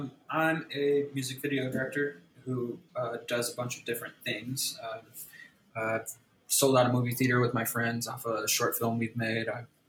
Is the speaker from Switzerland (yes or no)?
no; Winthrop Harbor, Illinois, United States; Originally from a place called Winthrop Harbor. It's like in between Milwaukee and Chicago, like 40 minutes from each.